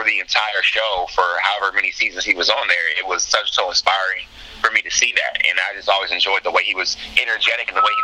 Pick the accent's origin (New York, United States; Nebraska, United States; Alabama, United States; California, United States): Nebraska, United States; Omaha; I grew up in North Omaha, mm-hmm. Which is actually a highly black populated area of Omaha, Nebraska.